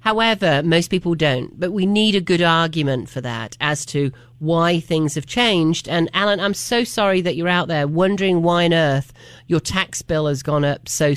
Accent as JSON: {"language": "English", "region": "England", "country": "United Kingdom", "tie": "born or raised there", "also_born_or_lived": "Miami", "moved": "yes", "lives_now": "Asheville, United States", "said": "I moved from a tiny little village in the middle of nowhere, basically, in England, and grew up surrounded by farms"}